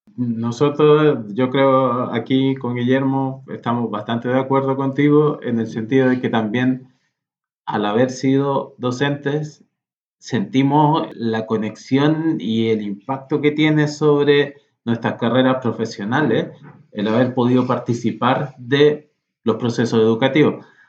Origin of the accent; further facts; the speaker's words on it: Chile; nosotros como chilenos, eh, con las culturas que tenemos